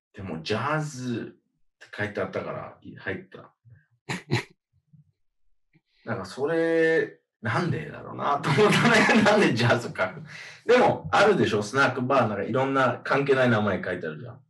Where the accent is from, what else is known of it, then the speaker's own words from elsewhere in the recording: Miami, Florida, United States; moved away; also born or lived in Australia; マヤミ出身